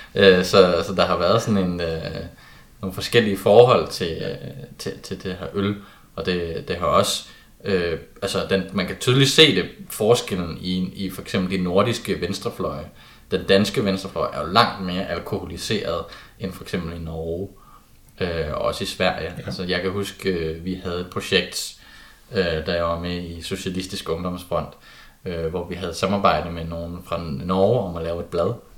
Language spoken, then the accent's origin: Danish; Kolding, Southern Denmark, Denmark; jeg kommer fra Kolding.